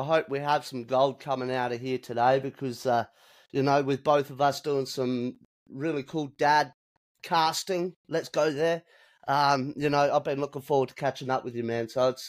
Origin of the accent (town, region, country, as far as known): Australia; born or raised there